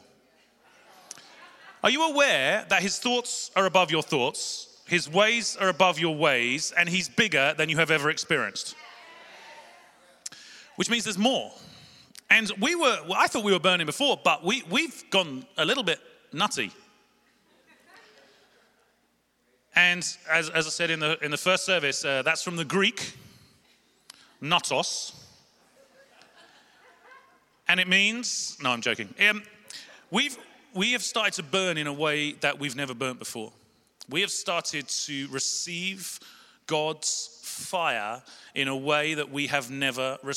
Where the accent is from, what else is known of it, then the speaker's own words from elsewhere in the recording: London, United Kingdom; I'm from South London. We talk quick